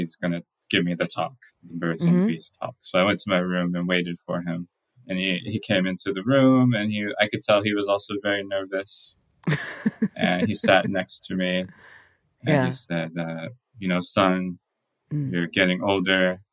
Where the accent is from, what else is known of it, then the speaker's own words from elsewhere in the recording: Texas, United States; moved away; also born or lived in Maryland; I was born in Texas